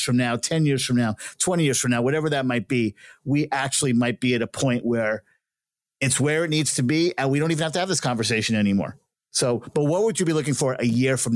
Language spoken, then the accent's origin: English; New York City, New York, United States; I'm a kid from Brooklyn.